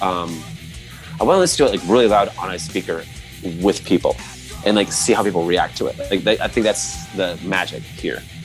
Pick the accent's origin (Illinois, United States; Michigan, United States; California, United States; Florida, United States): Florida, United States; I'm kind of from Florida